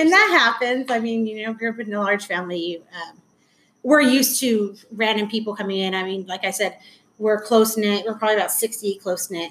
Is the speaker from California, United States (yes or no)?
yes; Anaheim, California, United States; I grew up in Anaheim.